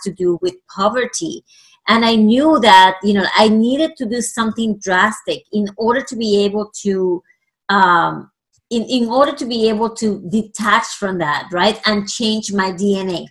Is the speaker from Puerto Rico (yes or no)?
yes; Puerto Rico; first language Spanish; English is a second language; moved away; I actually am originally from Puerto Rico. So I was raised in the Latino country, and obviously Spanish is my first language.